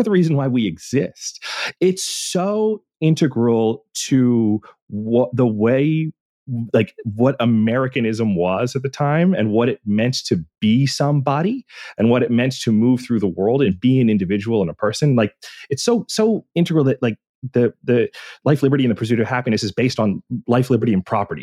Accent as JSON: {"language": "English", "region": "Pennsylvania", "country": "United States", "said": "I'm from Pennsylvania"}